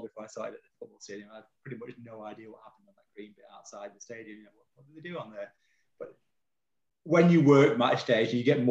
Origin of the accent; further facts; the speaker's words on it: Longridge, North West England, United Kingdom; Longridge, you know, my hometown.